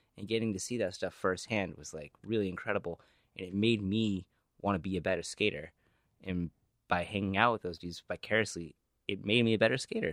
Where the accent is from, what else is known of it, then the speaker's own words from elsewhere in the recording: New Hampshire, United States; moved away; where I grew up in New Hampshire